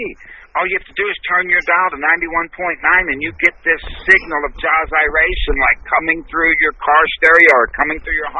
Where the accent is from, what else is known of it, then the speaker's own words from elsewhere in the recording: Texas, United States; So I'm from Texas.